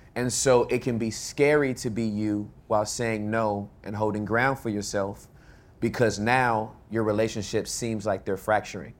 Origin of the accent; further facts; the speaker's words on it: California, United States; moved away as an adult; now in Texas, United States; I'm from California